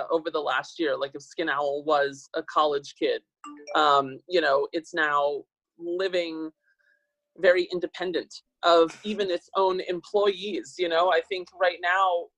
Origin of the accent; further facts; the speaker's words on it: Northern Virginia, United States; now in Los Angeles, United States; Northern Virginia, right outside of Washington, D.C.